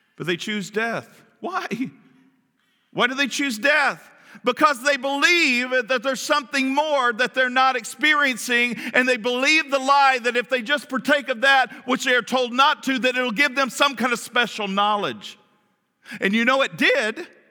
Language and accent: English; Kentucky, United States; I'm from Kentucky